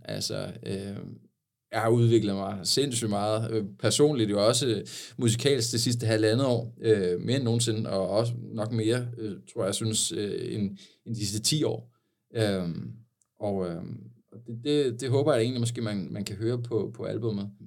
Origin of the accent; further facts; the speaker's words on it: Sakskøbing, Zealand, Denmark; fra Saxkøbing, hvor jeg voksede op.